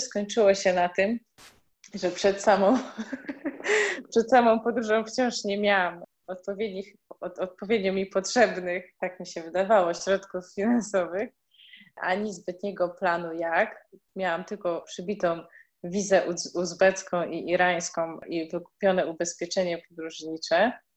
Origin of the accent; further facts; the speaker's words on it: Świdnica, Lower Silesian Voivodeship, Poland; moved away; wychowywaliśmy się e, w małym miasteczku w Świdnicy